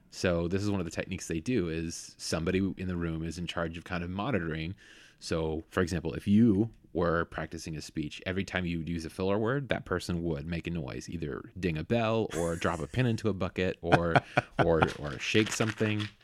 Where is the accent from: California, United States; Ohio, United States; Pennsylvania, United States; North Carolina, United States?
California, United States; Bay Area; moved away; I grew up in the Bay Area